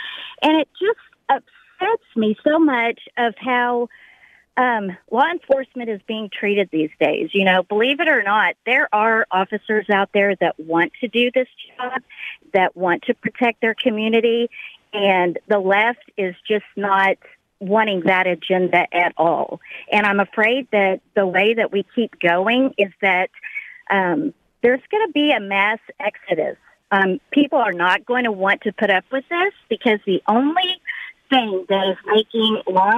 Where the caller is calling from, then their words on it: Missouri, United States; I'm actually from Missouri.